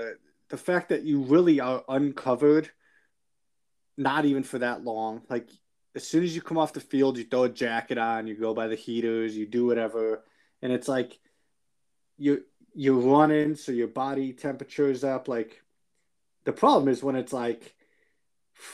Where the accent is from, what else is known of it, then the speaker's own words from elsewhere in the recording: Wisconsin, United States; moved away; I grew up in Wisconsin